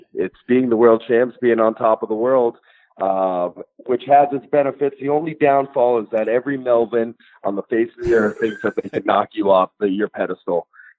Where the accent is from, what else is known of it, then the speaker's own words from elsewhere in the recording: New England, United States; I grew up in Boston, or I grew up in the New England area, I should say. I live in Boston now.